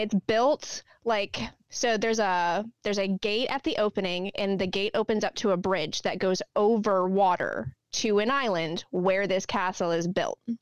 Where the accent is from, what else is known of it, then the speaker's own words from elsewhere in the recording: Texas, United States; also born or lived in North Carolina; now in Northeast, United States; we lived in North Carolina and we're all from Texas and moving up here